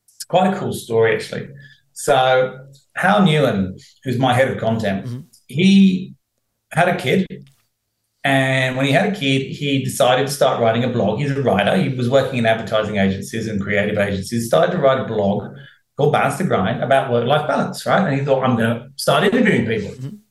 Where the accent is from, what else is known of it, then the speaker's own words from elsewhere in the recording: United Kingdom; now in Australia; being British, I've been here 22 years now.